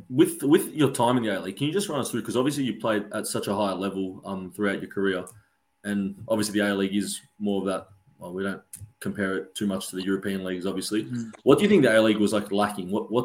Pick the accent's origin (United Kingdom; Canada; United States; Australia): Australia; Melbourne, Victoria; I'm actually from Melbourne.